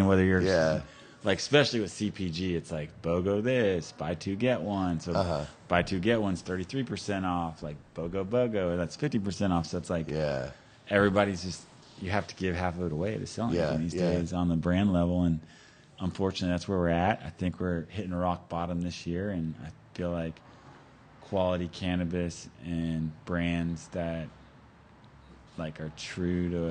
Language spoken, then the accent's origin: English; Atlanta, Georgia, United States; moved away as an adult; also born or lived in New York / San Francisco; My family's from New York, but they moved when I was one to Atlanta. So I grew up in Atlanta